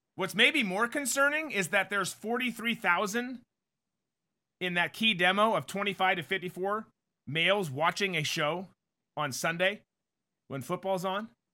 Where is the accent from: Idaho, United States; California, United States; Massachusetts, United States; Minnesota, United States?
Minnesota, United States; now in Jacksonville, United States; I grew up in Minnesota